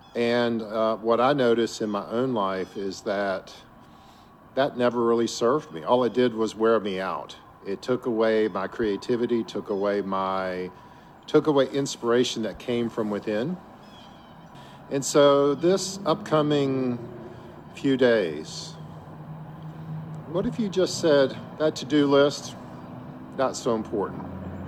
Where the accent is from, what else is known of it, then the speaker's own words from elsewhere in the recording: Virginia Beach, Virginia, United States; Today, I'm coming to you from my hometown of Virginia Beach.